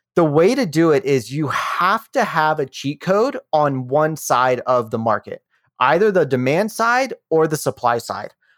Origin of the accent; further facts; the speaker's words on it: Rockingham County, Shenandoah Valley of Virginia, United States; now in Denver, United States; I grew up in the Shenandoah Valley of Virginia. I live in Denver, Colorado now